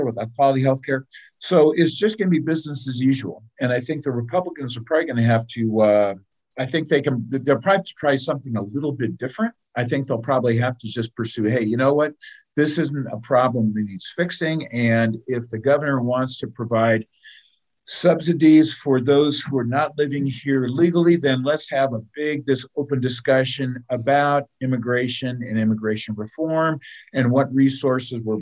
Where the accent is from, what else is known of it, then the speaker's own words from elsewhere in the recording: California, United States; I grew up in California